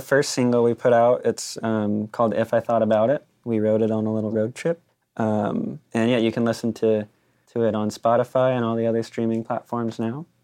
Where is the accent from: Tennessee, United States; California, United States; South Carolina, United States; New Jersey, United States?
California, United States; Claremont; I grew up in Claremont